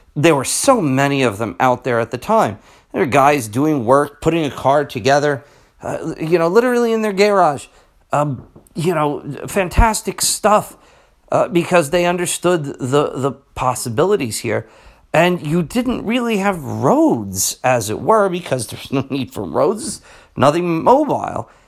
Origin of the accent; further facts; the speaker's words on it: New Jersey, United States; I'm from New Jersey